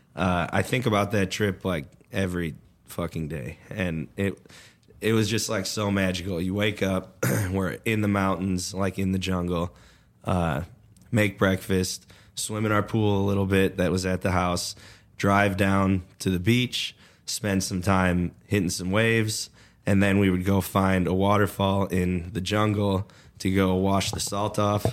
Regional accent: Chicago suburbs, Illinois, United States; also born or lived in Colorado; now in Oklahoma, United States; I'm from the Chicago suburbs.

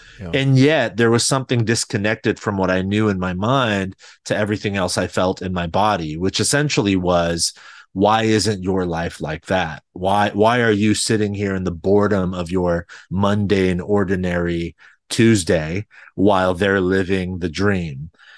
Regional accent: California, United States; I think I grew up in a single parent home, just my mother and I.

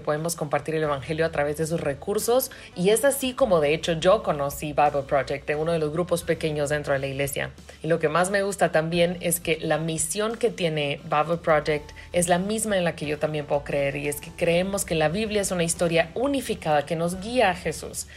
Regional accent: Venezuela; soy de Venezuela

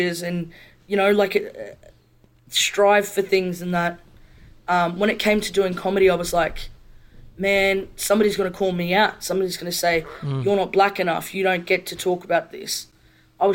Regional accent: Brisbane, Queensland, Australia; I grew up in Brisbane.

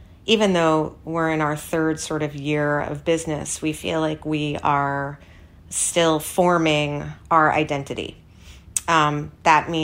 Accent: New York City, New York, United States; I grew up on the Upper East Side

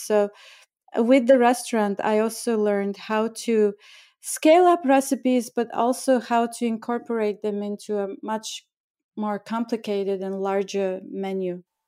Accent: Bulgaria; moved away as an adult; also born or lived in India; now in New York, United States; I was born in Bulgaria and I grew up during communist time and that was my childhood

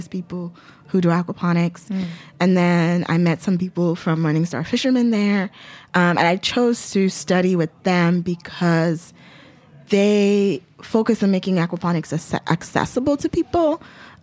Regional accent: Lagos, Nigeria; now in New York City, United States; I grew up in Lagos, which is like a city.

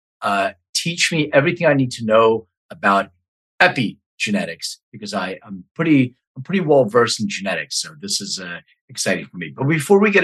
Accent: Philadelphia, Pennsylvania, United States; my hometown, Philly

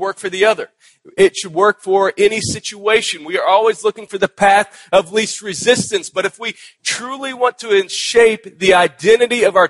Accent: Texas, United States; moved away; my home state of Texas

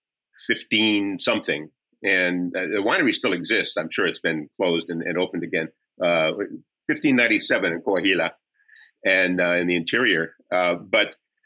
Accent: Los Angeles, California, United States; moved away as an adult; I'm from Los Angeles, lived there many years, about until I was about 50

